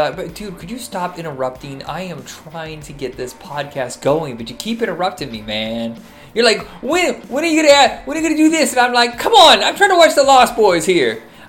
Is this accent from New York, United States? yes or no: no; Indiana, United States; where I grew up in Indiana, everybody listened to hair metal.